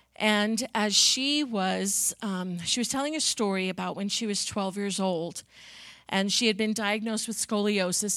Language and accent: English; Long Island, New York, United States; I grew up on Long Island in New York